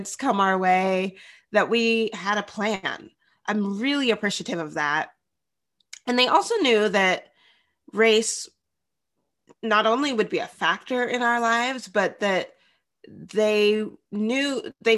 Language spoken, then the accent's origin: English; Bellingham, Washington, United States; also born or lived in Tennessee; now in Seattle, United States; I grew up in Bellingham, Washington